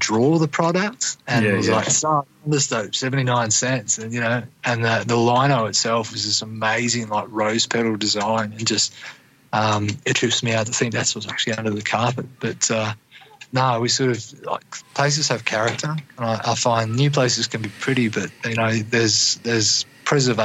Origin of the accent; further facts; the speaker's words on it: Gladstone, Queensland, Australia; also born or lived in Bundaberg, Australia; I did high school in Gladstone